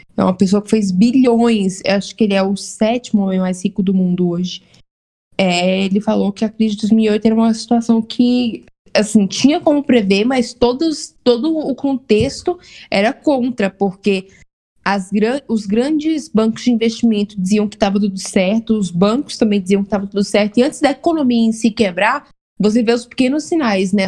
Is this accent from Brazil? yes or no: yes; Vitória da Conquista, Bahia, Brazil; eu sou do interior da Bahia. Interior. Terceira maior cidade da Bahia.